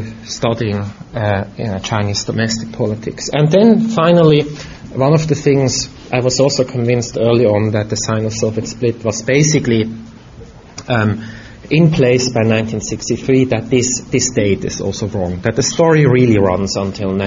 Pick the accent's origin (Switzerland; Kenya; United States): Switzerland; moved away; I grew up in Europe, in Switzerland, and my mother was German.